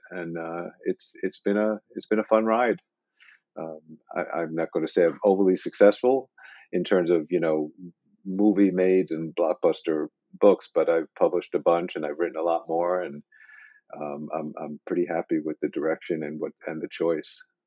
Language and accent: English; New York, United States; moved away; I did grow up in New York